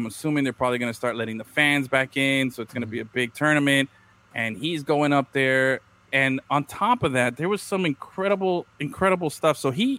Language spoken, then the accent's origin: English; Miami, Florida, United States; Tell you I'm from Miami without telling you I'm from Miami.